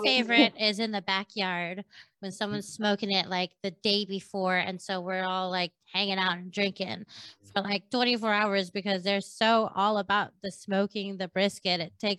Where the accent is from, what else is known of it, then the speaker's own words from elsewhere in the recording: San Diego, California, United States; I grew up in San Diego